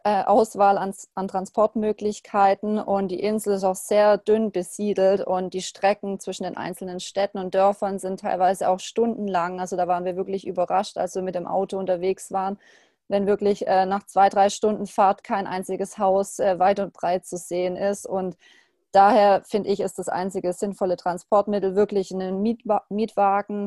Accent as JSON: {"language": "German", "country": "Germany", "said": "bei uns in Deutschland"}